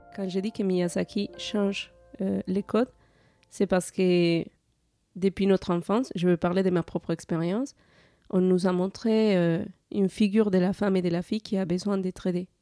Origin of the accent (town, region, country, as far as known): Colombia; moved away as an adult; now in France